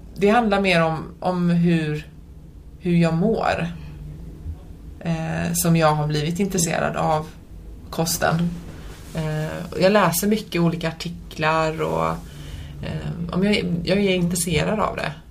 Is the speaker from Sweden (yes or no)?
yes; Sweden; jag är född och uppvuxen här i Sverige men mina föräldrar är från Polen